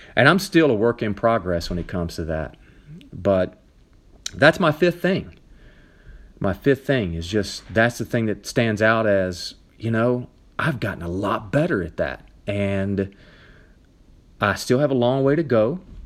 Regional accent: Nashville, Tennessee, United States; moved away as an adult; also born or lived in mountains of North Carolina; now in North Carolina, United States; I'm from Nashville, Tennessee. All my family's there

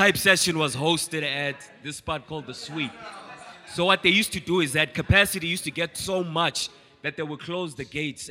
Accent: Grahamstown, Eastern Cape, South Africa; I'm from from Grahamstown, East Cape.

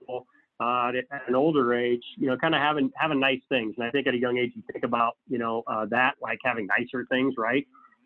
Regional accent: Council Bluffs, Iowa, United States; born and raised in Council Bluffs

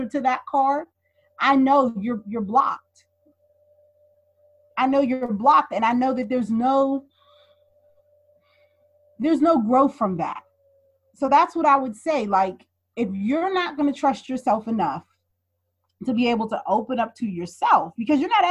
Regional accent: Pittsburgh, Pennsylvania, United States; also born or lived in Brooklyn, New York; we moved from Brooklyn back to Pittsburgh

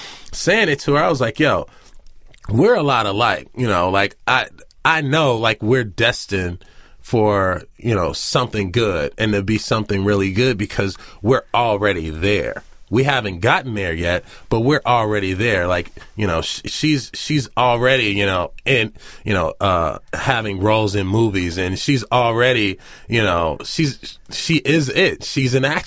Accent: Los Angeles, California, United States; I'm black, they're white, I'm from South Central

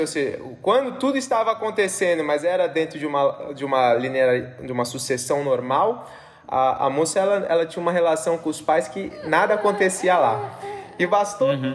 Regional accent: São Paulo, Brazil; moved away; Eu sou de São Paulo, tenho vários amigos lá

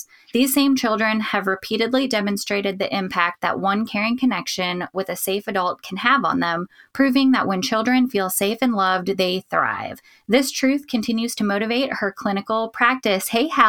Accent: South Dakota, United States; now in Tennessee, United States; when I moved away from South Dakota. Growing up there, lots of wind kind of year round was just a normal thing.

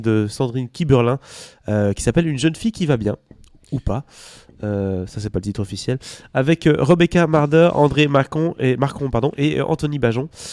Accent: Belgium; chez nous en Belgique

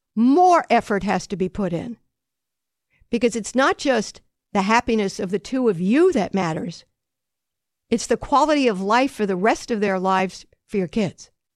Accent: Long Island, New York, United States; I was growing up on Long Island

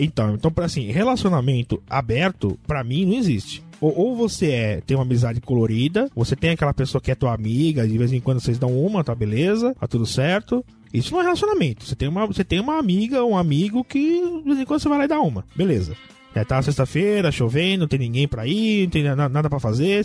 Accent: São Paulo, Brazil; aqui em São Paulo, principalmente na Zona Norte, que é onde eu nasci, eu conheço tudo aqui

